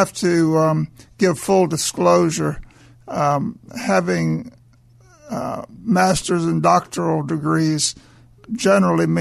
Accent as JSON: {"language": "English", "town": "Mobile", "region": "Alabama", "country": "United States", "tie": "born or raised there", "said": "I was raised in Mobile, Alabama."}